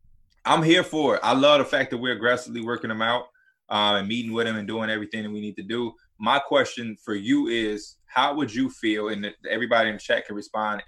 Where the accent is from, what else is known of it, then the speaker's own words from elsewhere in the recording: Chicago, Illinois, United States; I'm from Chicago.